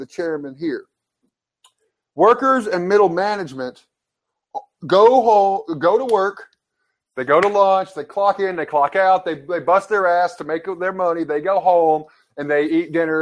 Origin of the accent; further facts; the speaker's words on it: Kingston, Tennessee, United States; moved away; Kingston, Tennessee, I love my hometown